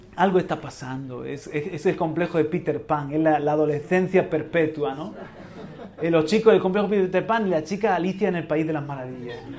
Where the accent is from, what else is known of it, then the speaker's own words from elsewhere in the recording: Region of Murcia, Spain; Yo también soy murciano, yo también soy español.